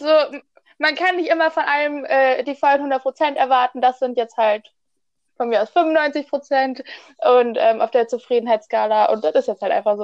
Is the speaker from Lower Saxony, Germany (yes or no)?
no; Oberbergischer Kreis, North Rhine-Westphalia, Germany